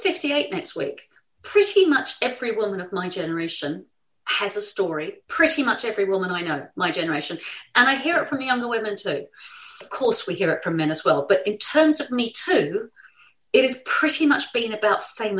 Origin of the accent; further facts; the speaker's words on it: New Zealand; now in England, United Kingdom; I grew up in New Zealand.